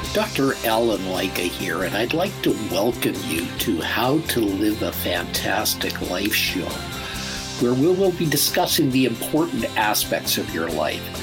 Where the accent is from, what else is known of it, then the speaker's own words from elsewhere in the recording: Calgary, Alberta, Canada; when I was a boy, I grew up in Calgary, Alberta, Canada